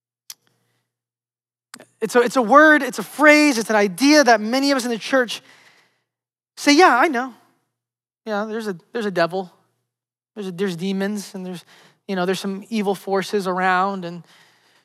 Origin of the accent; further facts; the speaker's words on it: New York City, New York, United States; moved away as an adult; now in Florida, United States; just my favorite places in Manhattan and Brooklyn, just the places that I grew up